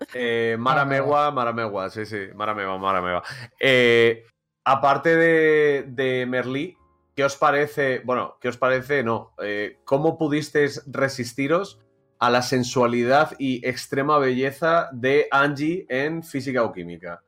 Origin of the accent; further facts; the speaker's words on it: Madrid, Community of Madrid, Spain; Aquí Serio y yo somos de Madrid